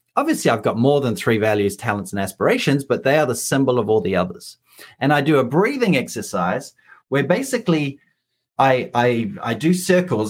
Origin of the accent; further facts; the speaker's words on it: New Zealand; moved away; I'm a New Zealander